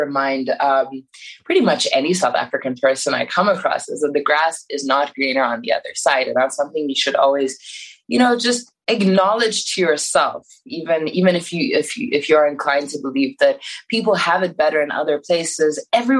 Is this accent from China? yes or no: yes; China; also born or lived in Iran; So growing up in China, that was like what we did during the summer. Myself and my parents would go back to Iran. So I was never, you know, far away from it, even though I didn't grow up there. We left for China because of my dad's job.